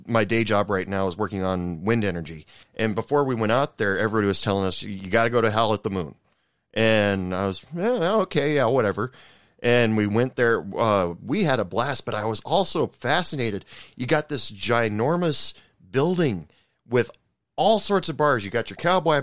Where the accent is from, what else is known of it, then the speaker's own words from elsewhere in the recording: Oregon, United States; moved away as an adult; now in Texas, United States; I've only lived here for 10 years. I'm actually from Oregon, and I only moved out here to work